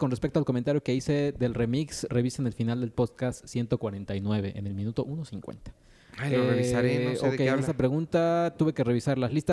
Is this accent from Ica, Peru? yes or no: no; Lima, Peru; pues sí soy, ah mira, pues sí soy de Lima, Perú, del distrito de Surquillo.